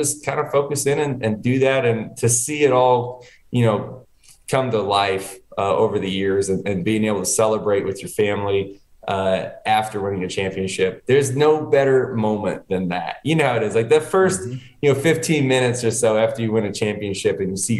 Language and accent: English; Connecticut, United States; moved away; I was born in Connecticut. I was living up there